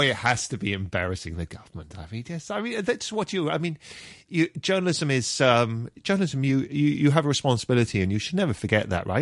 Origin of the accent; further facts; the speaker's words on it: London, United Kingdom; moved away as an adult; also born or lived in Hong Kong; I grew up in Br, in, in Britain, uh, mostly in London